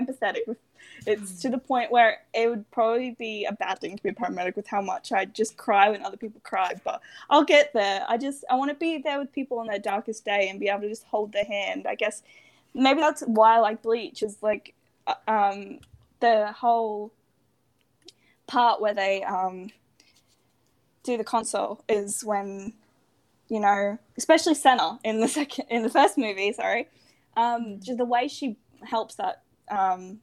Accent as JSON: {"language": "English", "region": "Queensland", "country": "Australia", "said": "I don't know whether you can tell from my accent, but I am from the lovely Australia, specifically Queensland"}